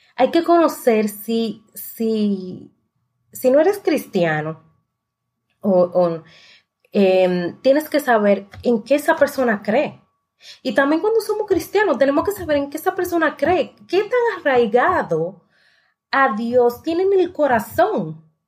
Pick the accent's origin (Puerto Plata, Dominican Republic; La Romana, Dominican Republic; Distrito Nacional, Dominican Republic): La Romana, Dominican Republic; yo soy de la Romana